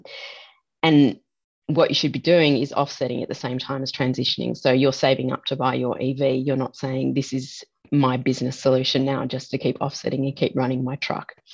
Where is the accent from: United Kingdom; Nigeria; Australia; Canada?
Australia